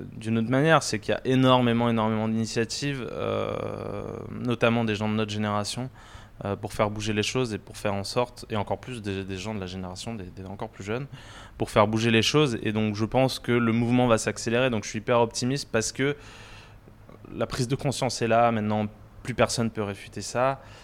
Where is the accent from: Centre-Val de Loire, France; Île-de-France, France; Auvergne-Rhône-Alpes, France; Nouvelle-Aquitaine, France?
Île-de-France, France; Paris; also born or lived in Saint-Maurice / Normandy (near Alençon); Alors moi j'ai grandi à Paris et puis en proche banlieue à Saint-Maurice. Euh, et j'ai aussi passé une bonne partie de mon enfance en Normandie, près d'Alençon